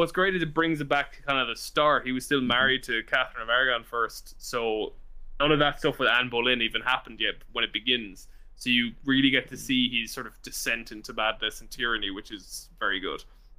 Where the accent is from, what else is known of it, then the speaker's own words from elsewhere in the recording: Ireland; as Irish people